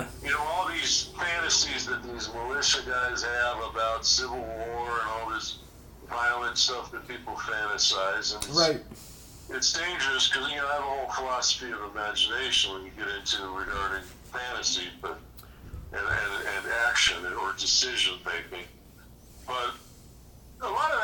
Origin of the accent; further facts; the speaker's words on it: Chicago, Illinois, United States; now in Naco, United States; I'm from Chicago